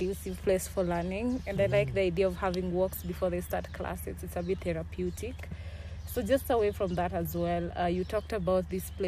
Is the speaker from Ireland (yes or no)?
no; Nairobi, Kenya; I'm from Nairobi